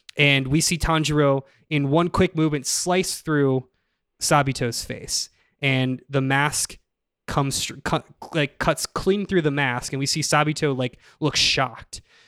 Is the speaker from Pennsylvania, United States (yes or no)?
yes; Pennsylvania, United States; I'm from Pennsylvania